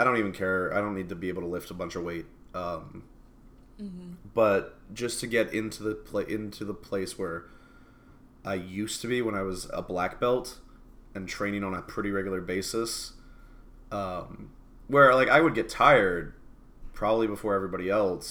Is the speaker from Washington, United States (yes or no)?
yes; Seattle, Washington, United States; now in Texas, United States; we're from Seattle